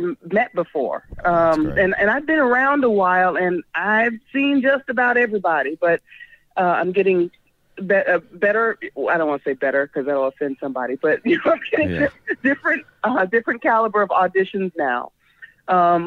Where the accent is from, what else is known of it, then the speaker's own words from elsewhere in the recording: Chicago, Illinois, United States; now in Los Angeles, United States; I'm from the South Side of Chicago.